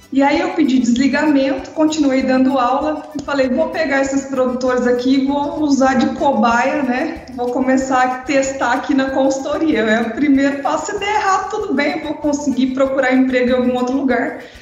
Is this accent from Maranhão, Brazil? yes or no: no; São Miguel do Iguaçu, Paraná, Brazil; also born or lived in Mato Grosso do Sul; now in Mato Grosso, Brazil; sou paranaense de São Miguel do Iguaçu, mas moro no Mato Grosso desde 1996